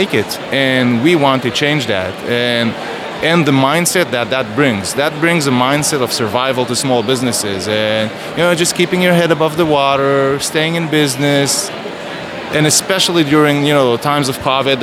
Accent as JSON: {"language": "English", "country": "Israel", "said": "I'm from Israel"}